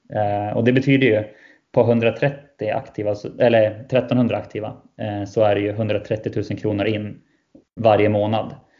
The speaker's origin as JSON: {"language": "Swedish", "town": "Västerås", "region": "Västmanland", "country": "Sweden", "said": "jag är västeråsare."}